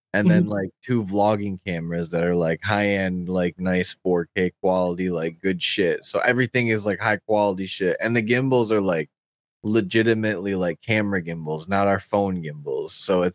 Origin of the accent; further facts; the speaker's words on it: Michigan, United States; Yeah, the western part of Michigan, though. We're not from Detroit. That's what we have to tell everybody. We're not from Detroit. Yeah, we're the opposite side of Detroit.